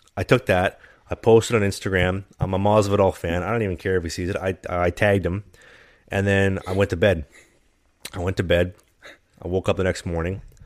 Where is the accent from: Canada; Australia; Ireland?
Canada; as a Canadian